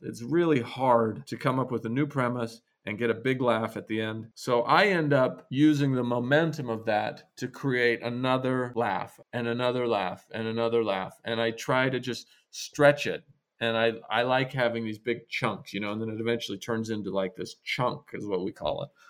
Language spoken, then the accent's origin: English; Idaho, United States; moved away as an adult; also born or lived in New York; I was from this very rural place. I was from Idaho.